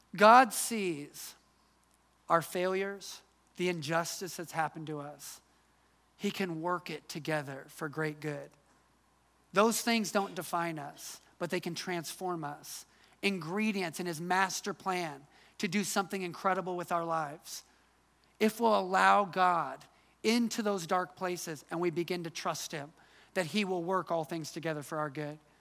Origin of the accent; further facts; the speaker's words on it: Midwest, United States; moved away as an adult; also born or lived in Atlanta, Georgia; I'm from the Midwest